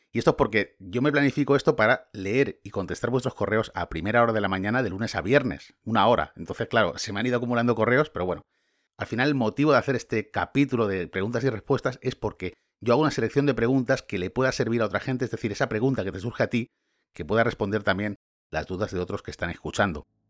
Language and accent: Spanish; Valencia, Valencian Community, Spain; moved away as an adult; now in Scotland, United Kingdom; yo soy de Valencia, España